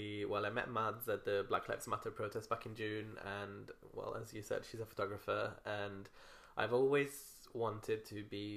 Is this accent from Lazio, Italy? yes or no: yes; Rome, Lazio, Italy; now in Manchester, United Kingdom; I'm from Rome.